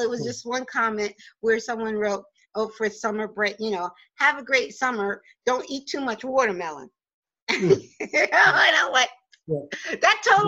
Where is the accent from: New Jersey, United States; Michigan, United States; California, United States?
New Jersey, United States; Oakland; accent: Jersey; moved away as an adult; also born or lived in Newark, New Jersey / Virginia; now in Poconos, United States; I was born in Newark and raised in Bergen County. I went to school in Oakland, New Jersey from sixth grade through high school